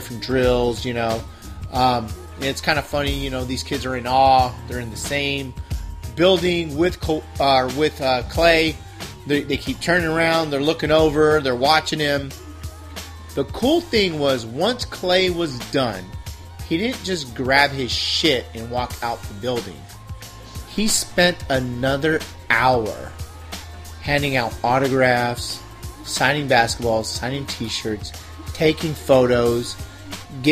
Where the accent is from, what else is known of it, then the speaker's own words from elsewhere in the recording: San Diego, California, United States; I'm born and raised in San Diego